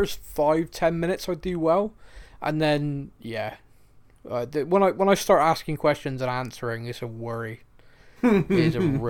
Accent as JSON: {"language": "English", "town": "Bristol", "region": "South West England", "country": "United Kingdom", "tie": "born or raised there", "said": "growing up in Bristol"}